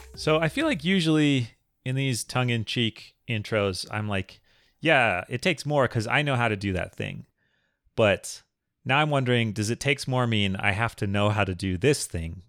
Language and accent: English; Minnesota, United States; I grew up in Minnesota